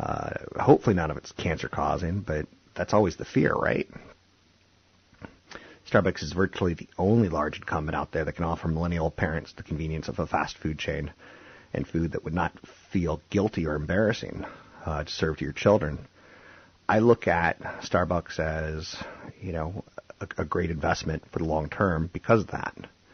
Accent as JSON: {"language": "English", "region": "East Coast", "country": "United States", "said": "I came from the East Coast where some states still, people smoke a lot."}